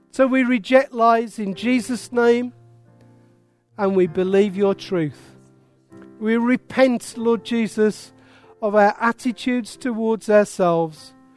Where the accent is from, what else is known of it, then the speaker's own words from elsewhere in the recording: Wolverhampton, West Midlands, United Kingdom; I was born there. I am proud of it. It is my accent